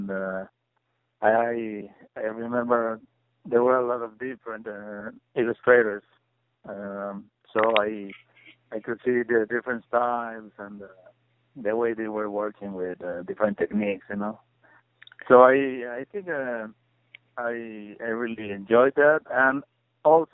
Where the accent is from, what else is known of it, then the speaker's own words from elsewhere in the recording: Puebla, Mexico; moved away as an adult; also born or lived in Mexico City; now in Chicago, United States; growing up in Puebla, which is a small city out of Mexico City